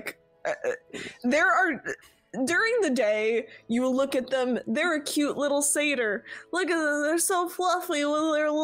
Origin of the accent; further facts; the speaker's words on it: New York, United States; I'm from New York. We say water